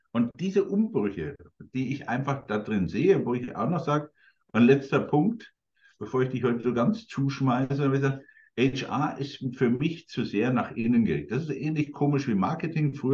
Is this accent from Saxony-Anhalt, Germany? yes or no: no; Coburg, Bavaria, Germany; großes Unternehmen in Coburg, meiner Heimatstadt